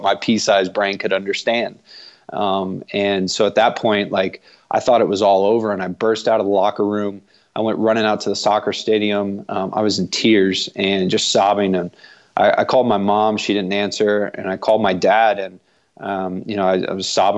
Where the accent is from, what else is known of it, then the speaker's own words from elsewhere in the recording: Broken Arrow, Oklahoma, United States; moved away as an adult; also born or lived in Ireland / Colorado; I grew up playing soccer in Oklahoma. In a town called Broken Arrow.